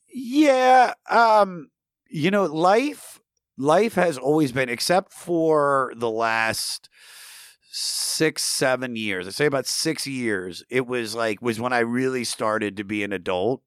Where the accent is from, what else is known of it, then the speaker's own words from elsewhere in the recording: Germantown, Maryland, United States; I'm from the Washington D.C. area, Maryland, uh, about 20 minutes north of D.C. in a little town. Well, it's not little, uh, Germantown, Maryland